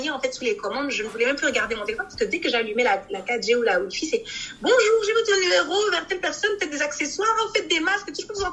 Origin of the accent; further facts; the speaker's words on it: Kinshasa, DR Congo; plus au Congo parce que je suis originaire du Congo Kinshasa